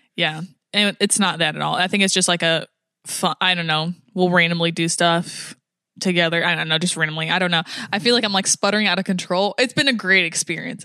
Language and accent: English; United States; I'm American